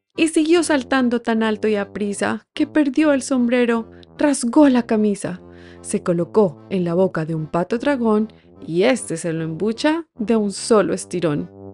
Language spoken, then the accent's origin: Spanish; Colombia; soy colombiana